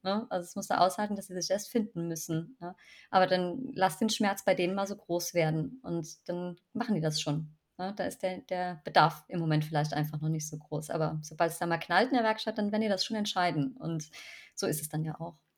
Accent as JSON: {"language": "German", "region": "Rhineland-Palatinate", "country": "Germany", "tie": "born or raised there", "said": "ich bin ja wieder in meiner Heimat äh, in der Pfalz gelandet"}